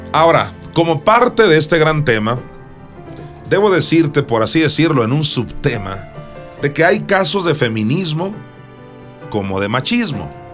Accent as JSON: {"language": "Spanish", "town": "Juan José Ríos", "region": "Sinaloa", "country": "Mexico", "tie": "born or raised there", "said": "en Juan José Río, Sinaloa, donde yo nací"}